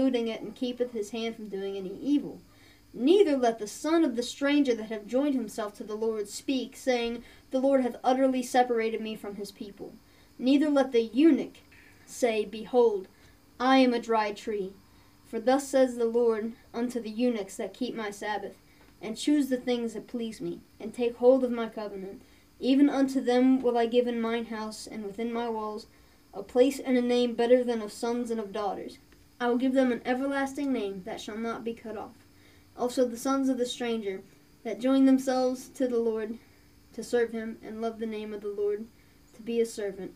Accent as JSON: {"language": "English", "region": "Appalachia", "country": "United States", "said": "We're Appalachian"}